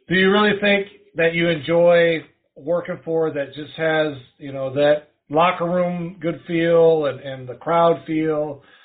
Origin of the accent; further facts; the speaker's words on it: Wisconsin, United States; moved away; I'm originally from Wisconsin, about 2 hours northeast of where Steel Domain is.